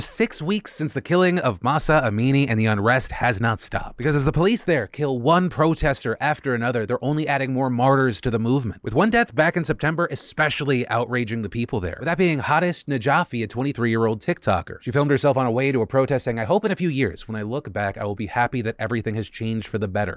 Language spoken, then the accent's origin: English; United States; as an American